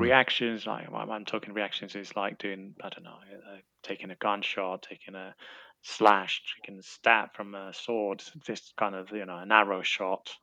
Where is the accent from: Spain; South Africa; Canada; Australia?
Spain; moved away; I, I come from Spain